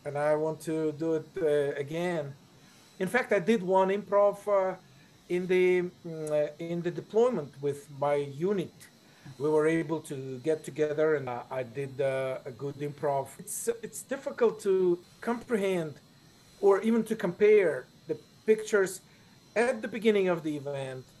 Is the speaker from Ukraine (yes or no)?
yes; Ukraine; English is a second language; from Ukraine